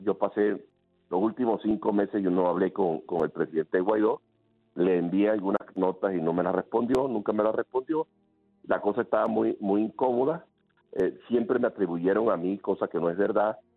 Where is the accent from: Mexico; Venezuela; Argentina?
Venezuela; servir a mi país